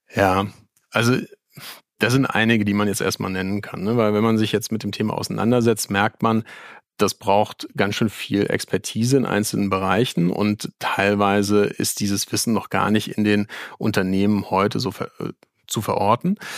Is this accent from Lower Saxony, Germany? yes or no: no; Mainz, Rhineland-Palatinate, Germany; ich als gebürtiger Mainzer